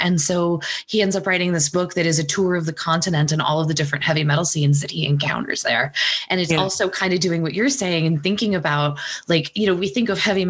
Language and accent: English; Texas, United States; I grew up in Texas.